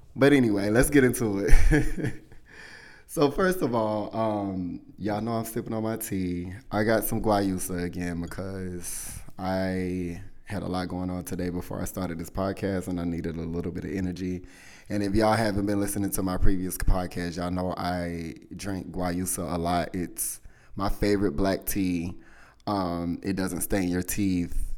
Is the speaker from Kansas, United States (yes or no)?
no; South Carolina, United States; I'm from the South, y'all. From South Carolina